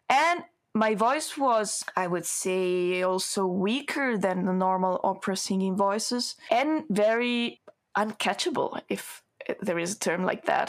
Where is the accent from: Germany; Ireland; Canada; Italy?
Italy; English is a second language; moved away as an adult; now in Malmö, Sweden; students from the conservatory in my hometown